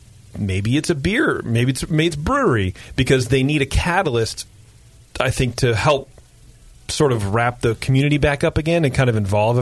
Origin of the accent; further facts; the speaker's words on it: Livermore, California, United States; Well, I come from Livermore.